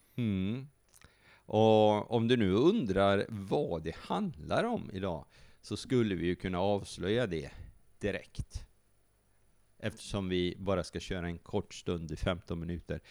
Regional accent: Sweden; vi är som svenskar

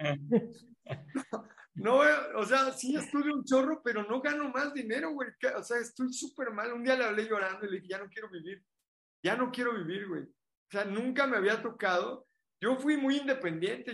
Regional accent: Mexico; éramos como 8 mexicanos

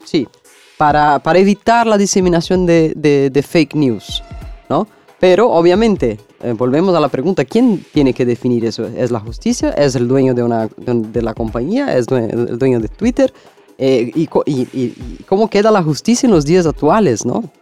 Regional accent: Brazil; Spanish is a second language; mi país, en Brasil

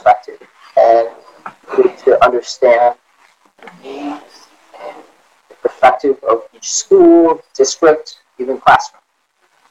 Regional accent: Cumberland, United States; moved away as an adult; now in Detroit, United States; I am from a little town called Cumberland, which is south of Detroit, Ohio, and the lake, and it's a very small little

